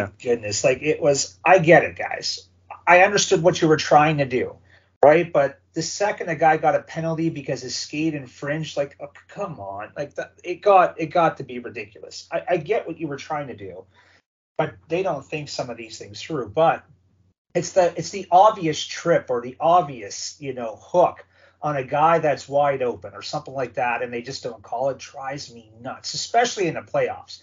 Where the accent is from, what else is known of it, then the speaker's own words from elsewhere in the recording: Sault Ste. Marie, Ontario, Canada; growing up watching the OHL, my hometown Hounds